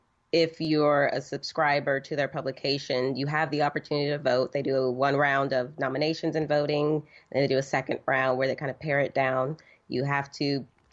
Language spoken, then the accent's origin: English; San Antonio, Texas, United States; now in Dallas-Fort Worth, United States; I'm originally from San Antonio